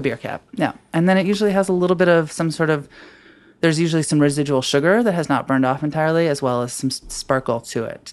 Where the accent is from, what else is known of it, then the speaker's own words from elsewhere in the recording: Washington, United States; now in Brooklyn, United States; I'm from Washington State